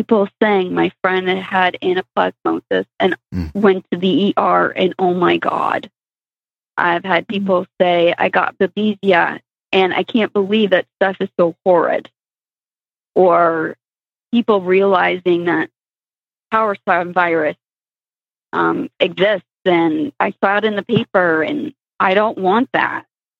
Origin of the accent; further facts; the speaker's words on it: Maine, United States; I grew up in Maine my whole life